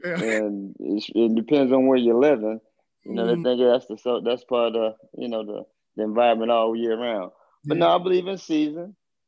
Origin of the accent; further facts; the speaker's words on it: Baltimore, Maryland, United States; I'm from Baltimore. Baltimore, grew up, like I said, in the inner city of Baltimore.